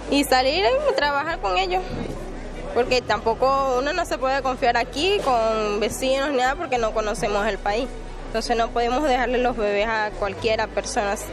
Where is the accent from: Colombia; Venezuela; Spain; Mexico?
Venezuela; moved away as an adult; Ese fue el motivo por el cual yo salí de Venezuela. Tomé el riesgo, pero más riesgoso era si me quedaba allá.